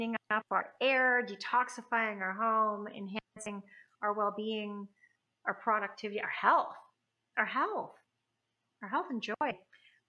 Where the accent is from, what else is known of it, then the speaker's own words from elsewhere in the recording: Canada; I'm Canadian